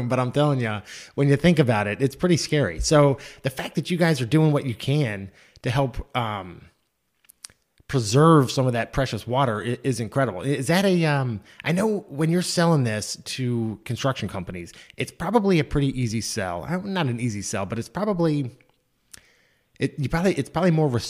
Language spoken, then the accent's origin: English; Mount Airy, Maryland, United States; I grew up in Mount Airy, Maryland, in the United States, obviously.